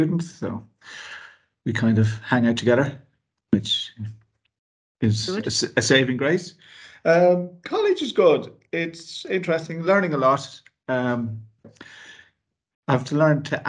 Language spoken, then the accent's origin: English; Kilkenny, Leinster, Ireland; also born or lived in Dublin; now in Bettystown, Ireland; I'm originally from Kilkenny.